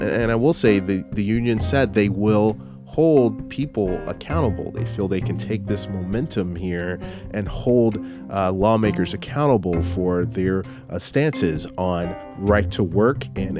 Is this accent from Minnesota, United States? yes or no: yes; Minneapolis, Minnesota, United States; I come from Minneapolis, St. Paul. I worked in television for many, many, many years.